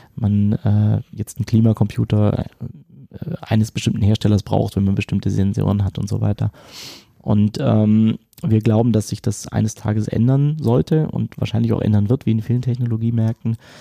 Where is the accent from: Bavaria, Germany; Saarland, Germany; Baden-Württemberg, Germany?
Baden-Württemberg, Germany; near Stuttgart; accent: Swabian; ich bin bei Stuttgart aufgewachsen